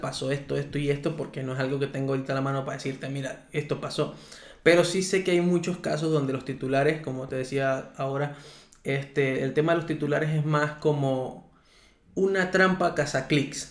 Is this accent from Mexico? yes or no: no; Venezuela; now in Chía, Colombia; yo soy un venezolano igual que todos